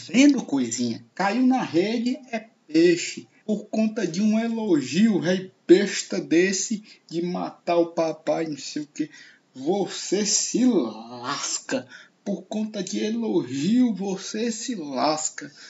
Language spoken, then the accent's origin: Portuguese; Fortaleza, Ceará, Brazil; Eu falo do Nordeste, do Ceará, de Fortaleza, vizinho ao bairro onde nasceu Tom Cavalcante, Montese, e olhando para a Serra de Maranguape, onde nasceu o nosso salvador Chico Anísio. Esse é o meu lugar.